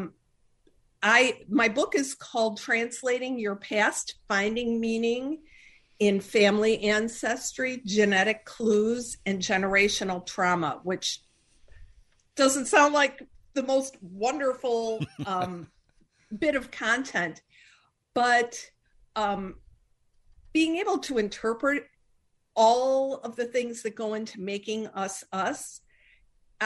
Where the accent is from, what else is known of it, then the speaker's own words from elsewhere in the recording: Chicago, Illinois, United States; I'm from Chicago